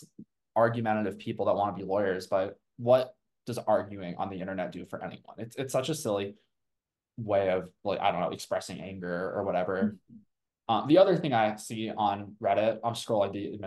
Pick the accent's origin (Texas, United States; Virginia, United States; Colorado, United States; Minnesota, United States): Colorado, United States; Boulder; I grew up, I think, like a 5-minute walk from the law school in Boulder. I'm from Boulder initially